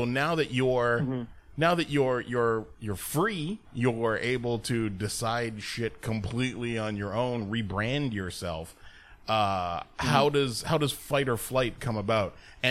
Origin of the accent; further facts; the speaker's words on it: Mexico; Oh, I'm Mexican.